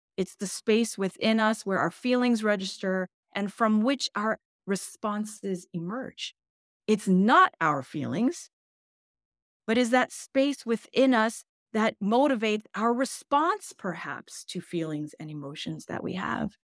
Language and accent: English; United States; English is a second language; I was born in the United States. English is my second language